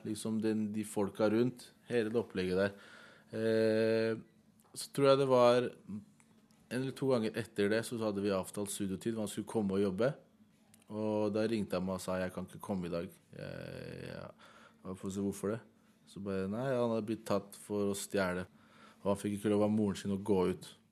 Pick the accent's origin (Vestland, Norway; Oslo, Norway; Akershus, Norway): Oslo, Norway; jeg er selv fra Heigestad, jeg er oppvokst på Heigestad